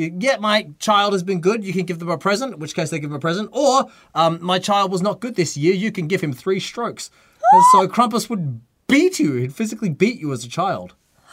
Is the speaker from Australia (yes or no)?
yes; Australia; accent: Australian; now in Tokyo, Japan; All Australian legends are all criminals. Oh. Our heroes are all criminals.